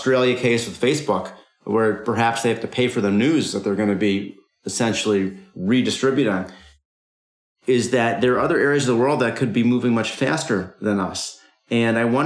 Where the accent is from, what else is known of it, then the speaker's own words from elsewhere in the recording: United States; as an American